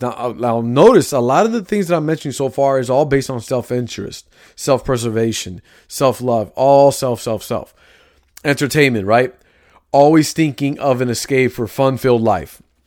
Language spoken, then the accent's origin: English; Chicago, Illinois, United States; I grew up in Chicago. I have lingo.